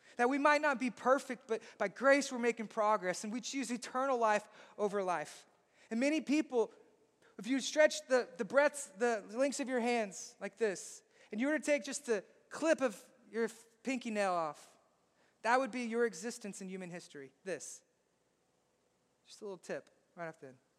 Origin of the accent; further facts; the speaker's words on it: Southeast Texas, United States; I'm from Southeast Texas